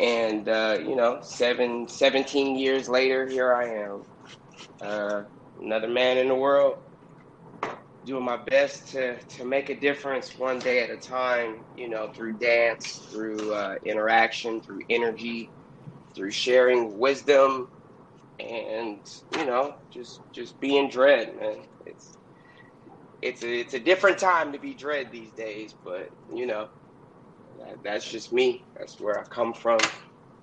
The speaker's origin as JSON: {"language": "English", "town": "Oakland", "region": "California", "country": "United States", "also_born_or_lived": "Los Angeles area (818), California", "moved": "yes", "lives_now": "San Fernando Valley, United States", "said": "I'm from Oakland, California, Yay area, 510, and I reside now in the 818"}